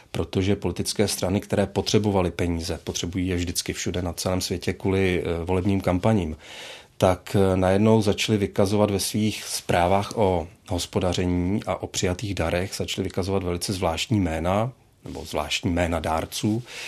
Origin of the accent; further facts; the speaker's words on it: Plzeň, Plzeň Region, Czechia; já jsem z Plzně a měl jsem pocit, že v té Plzni vlastně zůstanu